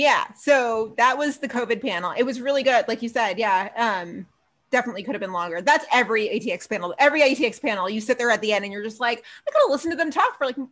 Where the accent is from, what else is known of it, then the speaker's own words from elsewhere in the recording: Queens, New York, United States; But I always say I'm from Queens.